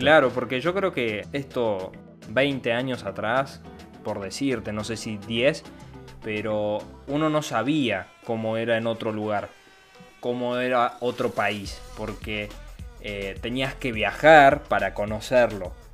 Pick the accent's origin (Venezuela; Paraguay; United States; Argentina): Argentina; nací acá en Argentina, soy argentino, bien argentino